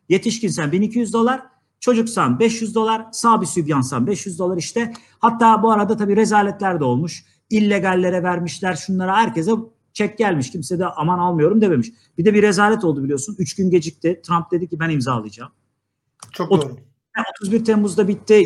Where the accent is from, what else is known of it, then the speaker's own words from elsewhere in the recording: Niksar, Tokat, Turkey; Ben biliyorsunuz Tokat Niksarlıyım